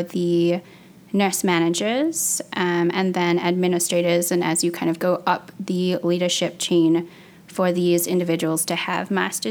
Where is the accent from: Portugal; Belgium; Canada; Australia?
Australia; moved away as an adult; also born or lived in China; now in Minnesota, United States; I am adopted from China, and so I spent 14 years living in Australia, and that's where I completed my primary and secondary education.